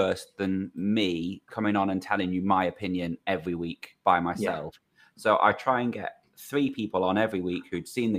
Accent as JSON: {"language": "English", "town": "Crewe", "region": "North West England", "country": "United Kingdom", "tie": "born or raised there"}